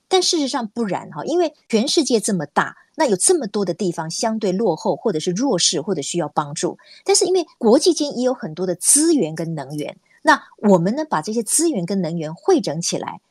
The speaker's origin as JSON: {"language": "Chinese", "region": "Kaohsiung", "country": "Taiwan", "said": "我也是高雄人。然后呢，我们两个都念过高雄女中"}